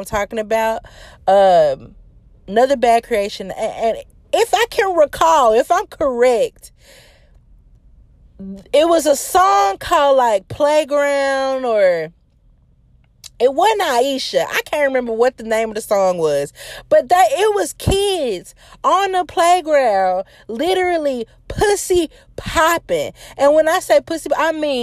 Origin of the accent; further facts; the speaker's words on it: Memphis, Tennessee, United States; I'm from Memphis